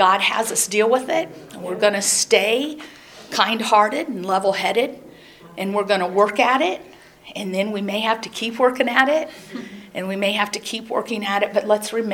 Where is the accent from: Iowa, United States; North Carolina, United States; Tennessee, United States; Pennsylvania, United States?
Iowa, United States; growing up in Iowa